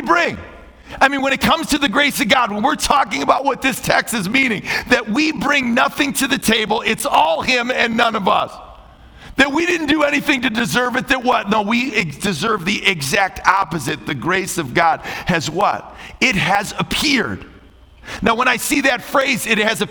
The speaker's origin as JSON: {"language": "English", "town": "Chicago", "region": "Illinois", "country": "United States", "said": "I'm from Chicago"}